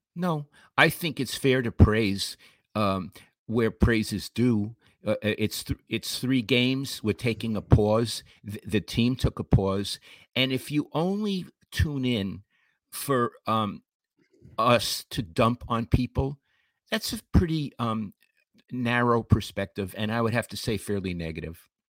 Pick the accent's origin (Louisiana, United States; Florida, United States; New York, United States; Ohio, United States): New York, United States; New York City; moved away; I'm from Flatbush, Brooklyn